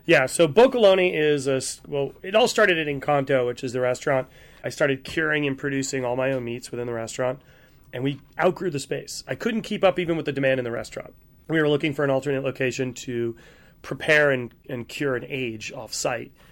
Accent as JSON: {"language": "English", "region": "New England", "country": "United States", "tie": "born or raised there", "said": "I grew up in New England. I grew up on the water"}